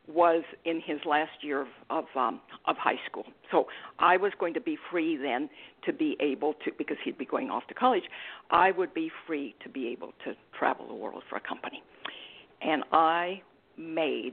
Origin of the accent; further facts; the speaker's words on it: Mexico; moved away as an adult; also born or lived in Australia; now in United States; I'm originally from Mexico